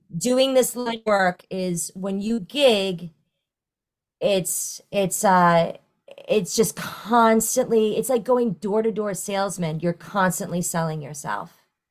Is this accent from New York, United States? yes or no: yes; New York, United States; moved away as an adult; now in Florida, United States; I am originally from New York and, uh, I took it, I took for granted that I'm, I, I grew up in a town twenty minutes northwest of the city